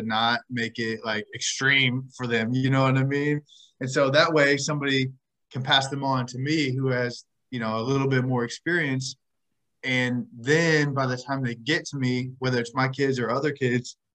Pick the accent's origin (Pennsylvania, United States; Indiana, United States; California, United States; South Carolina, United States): Indiana, United States; I'm from Indiana, grew up Pacers fan